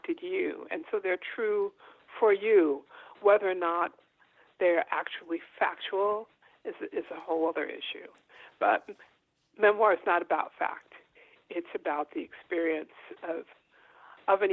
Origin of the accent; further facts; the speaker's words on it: New York City, New York, United States; I was born in Harlem, Harlem Hospital to be exact